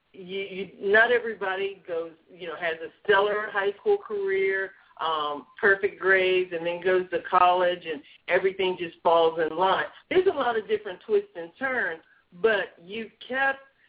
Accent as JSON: {"language": "English", "region": "Ohio", "country": "United States", "said": "I'm from Ohio myself"}